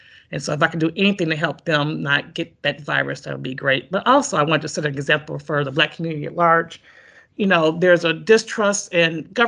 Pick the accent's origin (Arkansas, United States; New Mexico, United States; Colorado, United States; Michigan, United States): Michigan, United States; Detroit; moved away as an adult; now in East Lansing, United States; I'm originally from Detroit. I've been living in East Lansing since 84, but I'm from Detroit, went to Detroit Public Schools